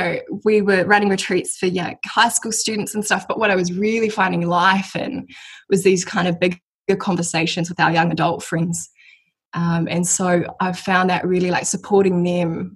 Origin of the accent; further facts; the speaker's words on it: Mount Maunganui, Bay of Plenty, New Zealand; I am 23 and I am from New Zealand. So I grew up in Mount Maunganui, which is like a coastal town here.